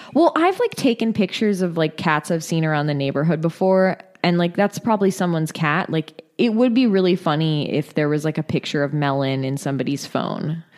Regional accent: Northern California, United States; moved away; I'm originally from Northern California

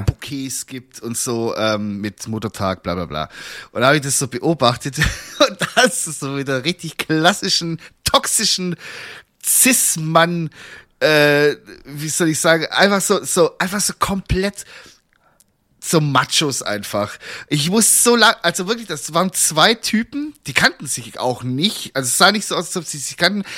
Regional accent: Swabia, Germany; ich bin halt auch ein Schwabe

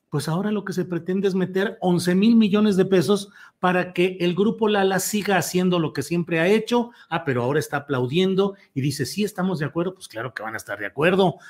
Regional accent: Torreón, Coahuila, Mexico; moved away; mi condición de lagunero, porque yo soy nacido en Torreón, Coahuila

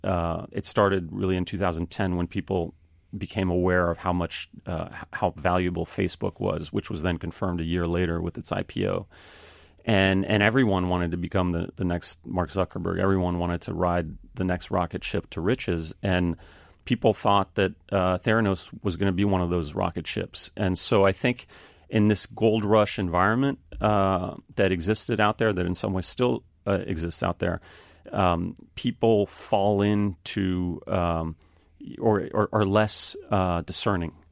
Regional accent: Paris, Île-de-France, France; moved away as an adult; I grew up in Paris, France. My father is French, my mother is American

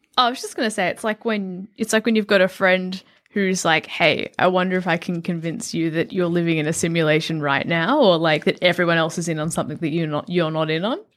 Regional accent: Melbourne, Victoria, Australia; also born or lived in Adelaide; I grew up in Melbourne, but I moved from Adelaide

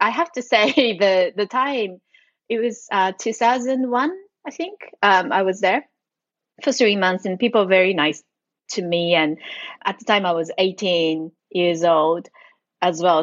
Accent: Japan; English is a second language; also born or lived in Australia; I'm born and raised in Japan. I currently reside in Tokyo.

